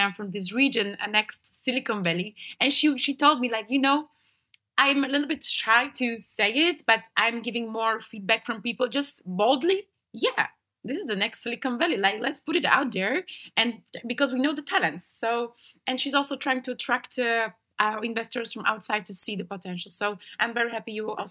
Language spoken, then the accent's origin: English; Slovakia; I'm from Slovakia.